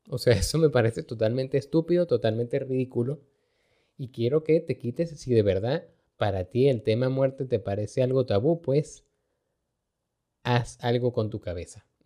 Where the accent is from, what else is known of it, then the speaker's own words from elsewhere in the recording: Venezuela; aquí si hay algo que uno aprende como venezolano es hacer esa vaina, a resolver.